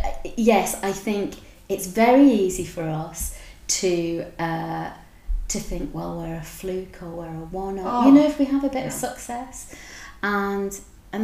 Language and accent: English; Wigan, North West England, United Kingdom; now in Edinburgh, United Kingdom; I'm from Wigan and working class, very much a working class upbringing